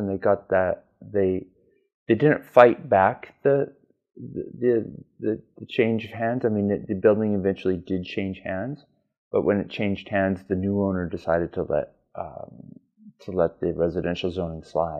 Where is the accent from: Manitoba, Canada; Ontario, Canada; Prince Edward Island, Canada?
Manitoba, Canada; Winnipeg; also born or lived in Denver, Colorado, United States / Calgary, Alberta, Canada / Japan; now in Montreal, Canada; I'm originally from Denver. Grew up there until the age of 5, at which point I moved to Winnipeg, Manitoba.